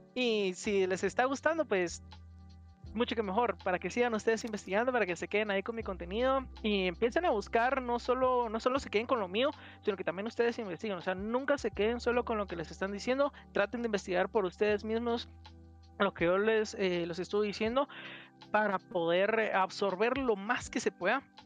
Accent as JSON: {"language": "Spanish", "country": "Guatemala", "said": "a mí como guatemalteco"}